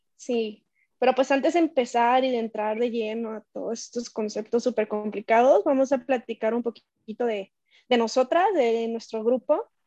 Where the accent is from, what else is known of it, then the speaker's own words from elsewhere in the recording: Colima, Mexico; en nuestro estado que somos de Colima